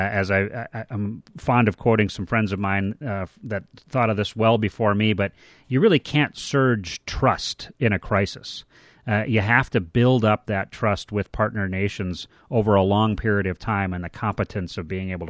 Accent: United States; as an American, as a retired naval officer

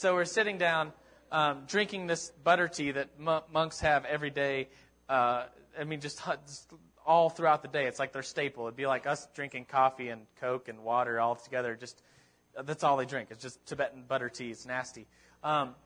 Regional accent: United States; I'm from America

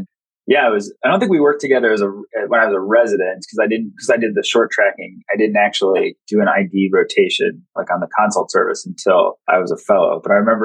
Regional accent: Chicago, Illinois, United States; moved away as an adult; now in Baltimore, United States; I was born in Chicago, but grew up in the suburbs

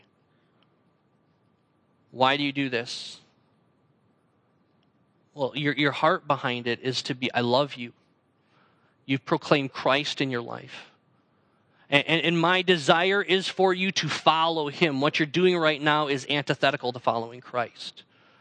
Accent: North Central Wisconsin, United States; moved away as an adult; also born or lived in Central Illinois / Allen Park, Michigan; I grew up in North Central Wisconsin

